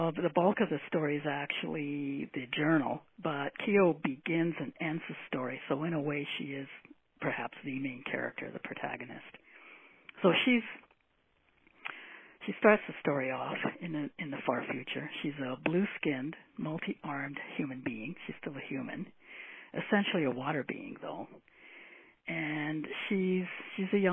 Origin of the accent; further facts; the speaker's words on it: Granby, Quebec, Canada; I was born in Granby, Quebec, known for its zoo